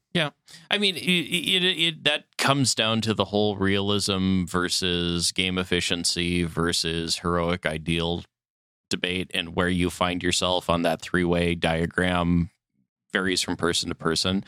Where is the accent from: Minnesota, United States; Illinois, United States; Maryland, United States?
Minnesota, United States; I grew up in Minnesota